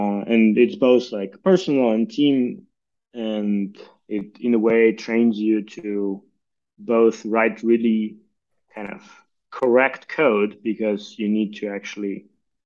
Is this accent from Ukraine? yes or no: yes; Ukraine; moved away; I'm originally from Ukraine.